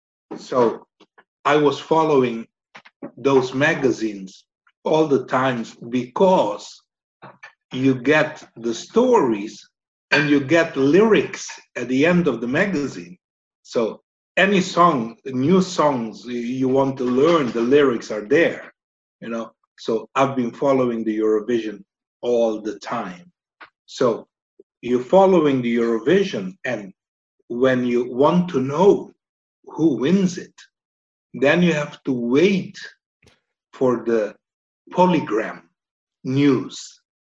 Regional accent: Aruba; moved away as an adult; also born or lived in Estonia; So on Aruba, growing on the island

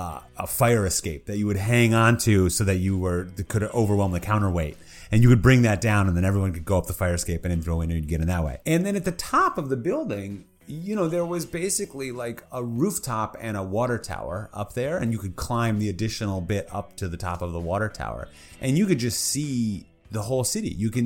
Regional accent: Minneapolis, Minnesota, United States; I was born in Minnesota. I moved around, but I ended up back in Minneapolis when I was like 10. So growing up, as I became a young teen

